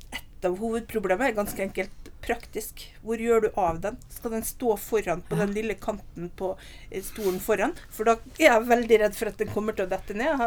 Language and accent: Norwegian; Nordvestlandet, Norway; moved away; also born or lived in Oslo; Jeg er oppvokst på Nordvestlandet.